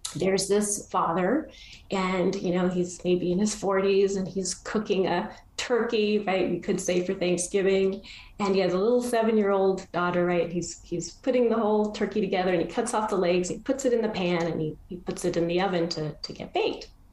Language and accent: English; Argentina; I was born in Argentina